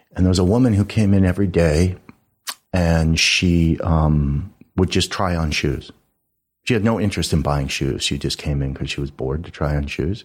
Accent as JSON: {"language": "English", "town": "Los Angeles", "region": "California", "country": "United States", "tie": "born or raised there", "said": "I grew up in, uh, the mean streets of Studio City"}